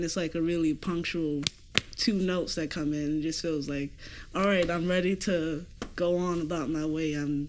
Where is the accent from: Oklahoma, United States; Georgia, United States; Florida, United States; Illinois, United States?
Florida, United States; Fort Lauderdale; moved away; I'm actually from Fort Lauderdale, Florida.